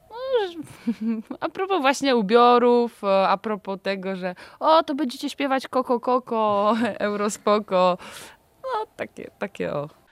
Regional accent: Zbąszyń, Greater Poland, Poland; Pochodzimy ze Zbąszynia

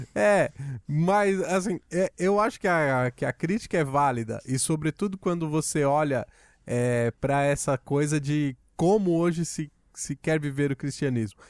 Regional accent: Brazil; nós, enquanto brasileiros

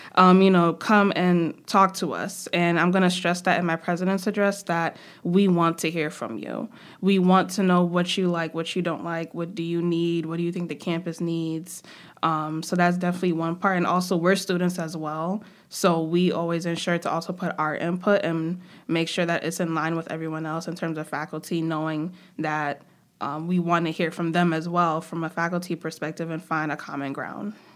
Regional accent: New York City, New York, United States; also born or lived in Trinidad and Tobago; I am from Brooklyn, from New York

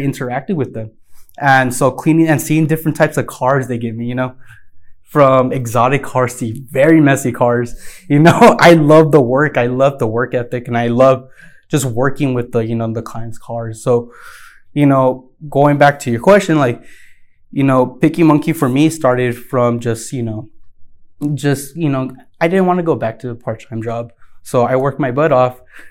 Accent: El Paso, Texas, United States; born or raised there

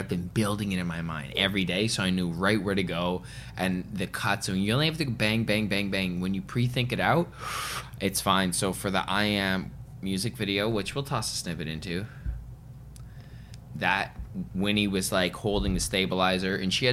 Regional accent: Vancouver, British Columbia, Canada; moved away; also born or lived in Los Angeles / Toronto; I grew up in Vancouver

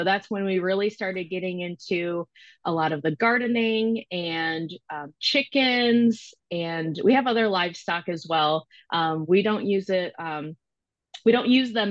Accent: Michigan, United States; moved away as an adult; now in Knoxville, United States; I do currently live in Knoxville, Tennessee in the U.S. I am originally from Michigan.

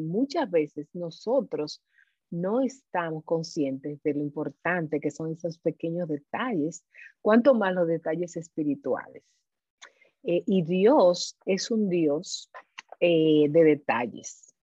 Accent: Dominican Republic

